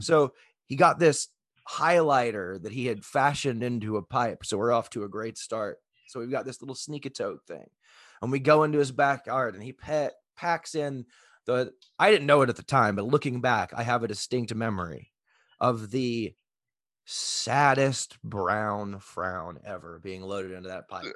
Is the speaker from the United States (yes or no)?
yes; Texas, United States; I grew up in Texas